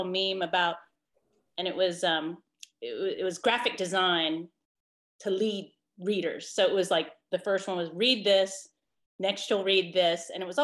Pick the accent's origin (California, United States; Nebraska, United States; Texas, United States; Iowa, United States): California, United States; San Francisco; moved away; I'm from San Francisco originally